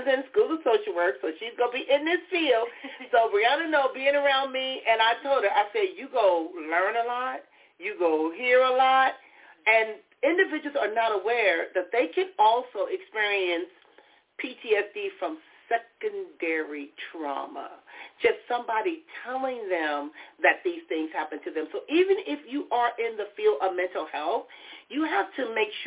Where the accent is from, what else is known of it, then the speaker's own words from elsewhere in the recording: Compton, California, United States; growing up in Compton, there are things that happened in my life